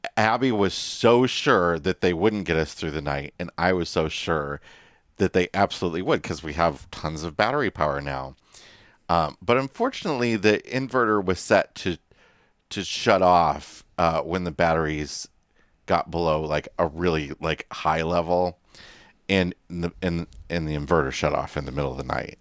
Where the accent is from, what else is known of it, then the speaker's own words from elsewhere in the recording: United States; moved away; the Quad Cities area, my hometown on the Iowa Illinois border